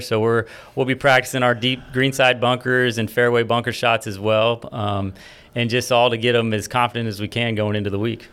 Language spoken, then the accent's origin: English; Florida, United States; now in Baton Rouge, United States; I was born and raised in Florida